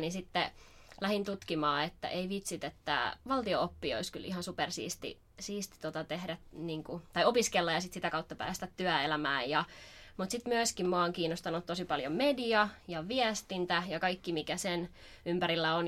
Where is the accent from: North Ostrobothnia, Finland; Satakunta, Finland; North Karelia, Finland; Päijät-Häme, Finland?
Satakunta, Finland; Rauma; moved away as an adult; now in Turku, Finland; alun perin Raumalta kotoisin, mutta oon rantautunut tänne Turkuun